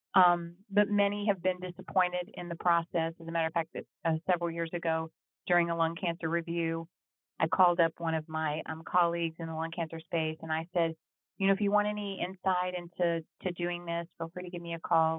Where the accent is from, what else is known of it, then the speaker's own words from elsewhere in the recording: Texas, United States; moved away; I am from Texas originally